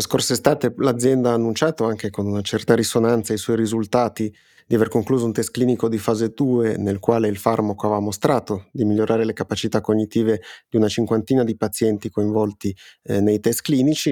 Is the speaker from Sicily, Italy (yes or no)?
no; Piedmont, Italy; soprattutto tu e io che siamo piemontesi